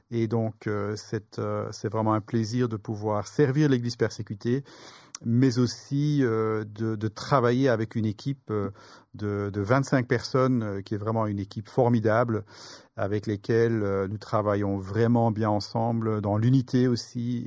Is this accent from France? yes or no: no; Brussels, Brussels-Capital Region, Belgium; je suis originaire pardon, de, de Bruxelles, de Belgique